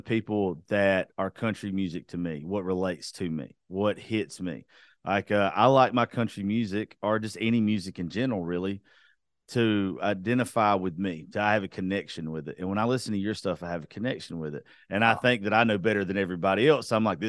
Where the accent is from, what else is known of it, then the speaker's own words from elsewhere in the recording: Georgia, United States; I'm from Georgia.